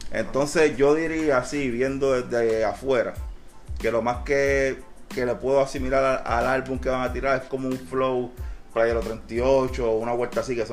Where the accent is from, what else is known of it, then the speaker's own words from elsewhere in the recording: Puerto Rico; now in Philadelphia, United States; yo digo que lo que jode a nosotros como boricuas que estamos aquí en el Philly sabemos que no cooperamos entre nosotros mismos